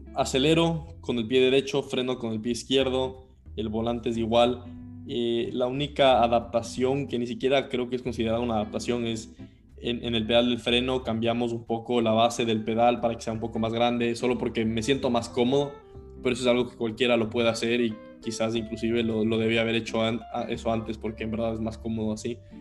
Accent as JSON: {"language": "Spanish", "town": "Quito", "region": "Pichincha", "country": "Ecuador", "tie": "born or raised there", "said": "yo nací en 1999 en Quito, Ecuador"}